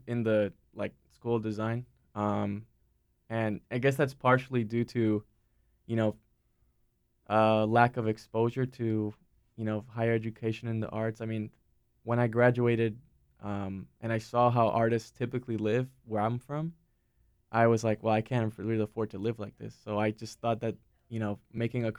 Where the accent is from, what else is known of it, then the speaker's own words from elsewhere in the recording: Miami, Florida, United States; moved away as an adult; also born or lived in Raleigh, North Carolina; now in North Carolina, United States; growing up in Miami